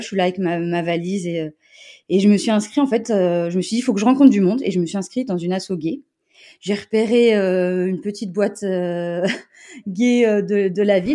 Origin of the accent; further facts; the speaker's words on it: Montpellier, Occitania, France; je viens de Montpellier.